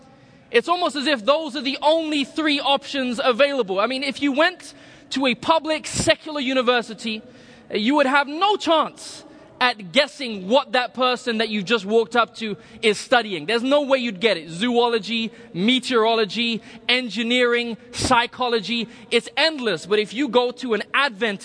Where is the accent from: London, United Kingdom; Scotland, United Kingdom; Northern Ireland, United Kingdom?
London, United Kingdom; moved away as an adult; also born or lived in Republic of Ireland; now in California, United States; I was born in the Republic of Ireland, grew up in London, England